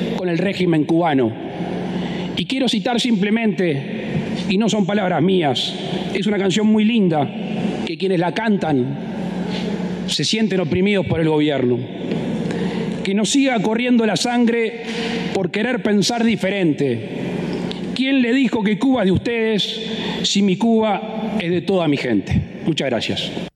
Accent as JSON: {"language": "Spanish", "country": "Uruguay"}